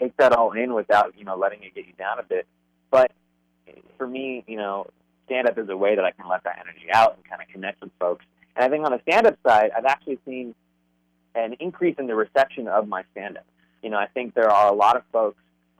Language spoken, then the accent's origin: English; Phoenix, Arizona, United States; also born or lived in Dallas; now in Los Angeles, United States; I grew up in Arizona, in like conservative Arizona